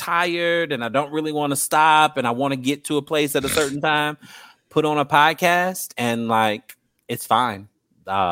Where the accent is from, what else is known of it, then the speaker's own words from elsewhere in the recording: Huntsville, Alabama, United States; I graduated from Buckhorn. I grew up in Huntsville.